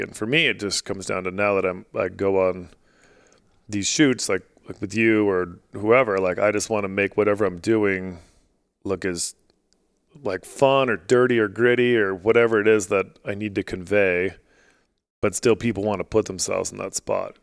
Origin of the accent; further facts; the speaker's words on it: Alaska, United States; now in Utah, United States; I grew up in Alaska